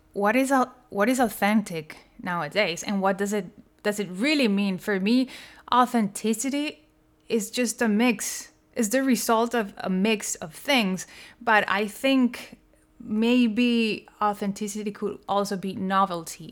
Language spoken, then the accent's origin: English; Colombia; I was born in Colombia